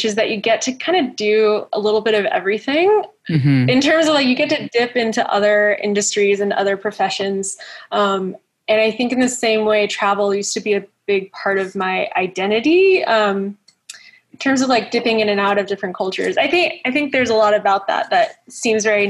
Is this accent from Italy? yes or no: no; Florida, United States; I was born in Florida